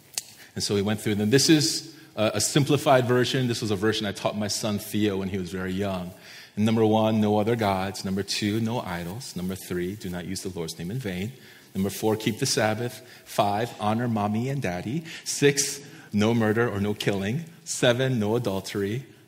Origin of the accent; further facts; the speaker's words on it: East Coast, United States; now in Santa Barbara, United States; many of you know I came from the East Coast and I absolutely hate the winter. I hate the snow. I hate cold weather.